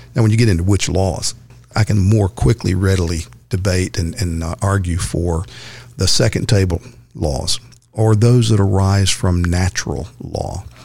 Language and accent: English; Texas, United States; Texas, my home state.